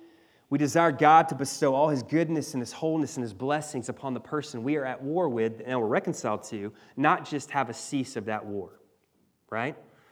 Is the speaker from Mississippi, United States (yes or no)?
yes; Mississippi, United States; You know, I remember in the church I grew up in Mississippi, every Sunday we'd have people come down to the front